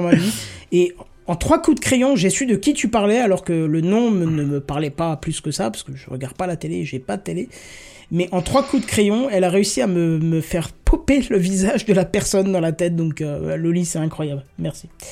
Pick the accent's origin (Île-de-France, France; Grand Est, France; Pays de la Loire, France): Grand Est, France; je viens du Grand Est